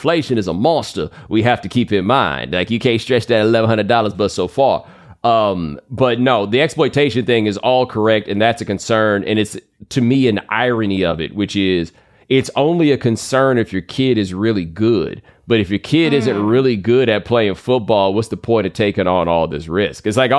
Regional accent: Texas, United States; And I grew up in Texas, so I would see this.

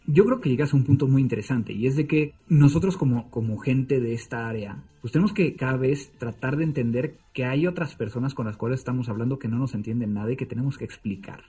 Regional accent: Mexico City, Mexico; en el Distrito Federal de Ortografía cuando estaba en la secundaria

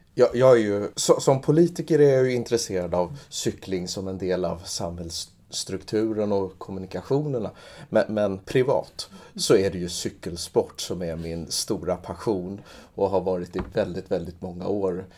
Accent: Trångsund, Stockholm County, Sweden; jag växte upp i Trångsund

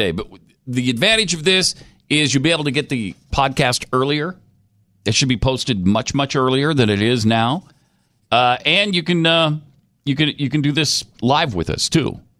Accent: Georgia, United States; growing up in Georgia, I would understand it. You know, Bulldogs, Braves, and Falcons.

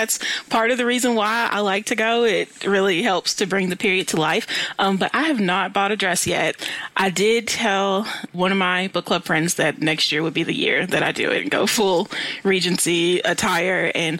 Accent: Louisville, Kentucky, United States; now in Lexington, United States; And I'm actually from Louisville, so I'm familiar with your city.

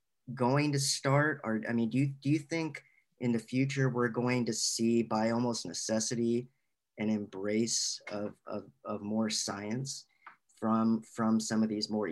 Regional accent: Little Rock, Arkansas, United States; I grew up in the South. I grew up in Arkansas. I grew up in Little Rock, Arkansas

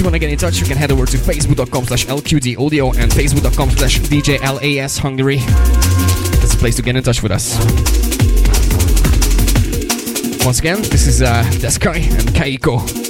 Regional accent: Budapest, Hungary; moved away; Now that I'm back in my hometown Budapest

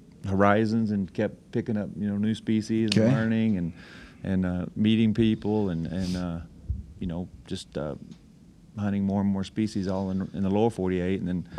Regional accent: Texas, United States; now in Alaska, United States; I'm 53 years old. I was born and raised in Texas.

